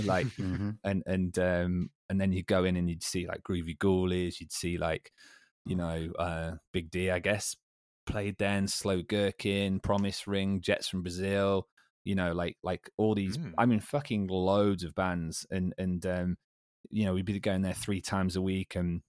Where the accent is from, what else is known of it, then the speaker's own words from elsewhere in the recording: Derby, East Midlands, United Kingdom; I was from the city centre, Green Lane, in all its glory